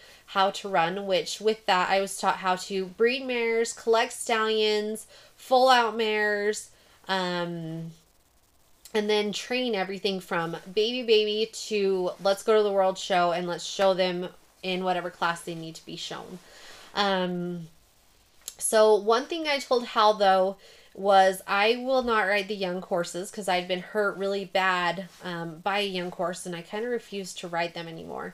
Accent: Price, Utah, United States; I am from Price, Utah, which is a town of about 8,200 people in eastern Utah

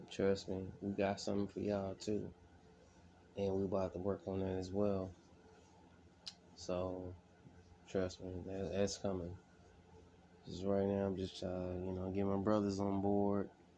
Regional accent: California, United States; I'm from Cali. California. I'm not gonna say I'm from Los Angeles. No, from a small part of California

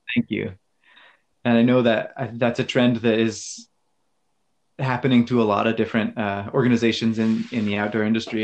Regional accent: Pacific Northwest, United States; also born or lived in Boulder; I grew up in the Pacific Northwest and spent a lot of time in the woods and the mountains here

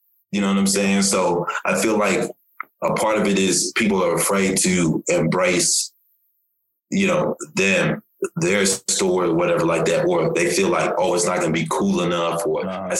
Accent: Nigeria; now in United States; for myself, you know, I'm from Nigeria originally. You know, I moved to the United States in 89, you know what I'm saying?

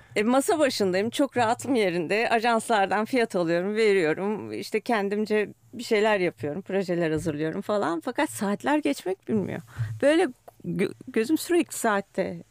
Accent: Istanbul, Turkey; Büyükada'da büyüdüm.

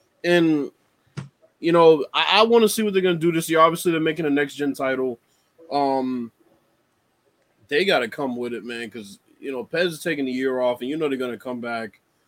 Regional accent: Chicago, Illinois, United States; I'm from Chicago.

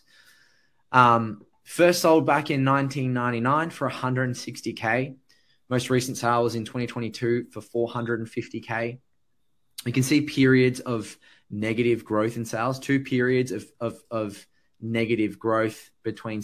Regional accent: Sydney, New South Wales, Australia; I grew up in the Hills District, so I wasn't too far away.

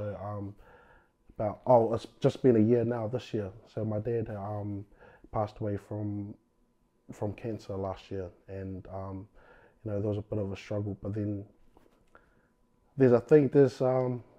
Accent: Christchurch, Canterbury, New Zealand; Born and bred in Christchurch. Yep. So I've been here all my life

